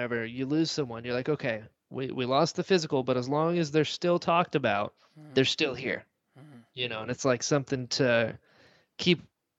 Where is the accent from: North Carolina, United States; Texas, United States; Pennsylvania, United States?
North Carolina, United States; I'm from North Carolina, so I support it.